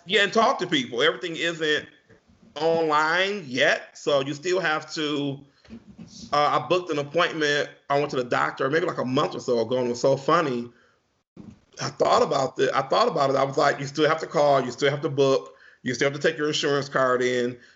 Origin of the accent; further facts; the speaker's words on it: Pontiac, Michigan, United States; also born or lived in Bloomfield, Michigan; I grew up in Pontiac, Michigan, which is about 10 minutes away from where I live at now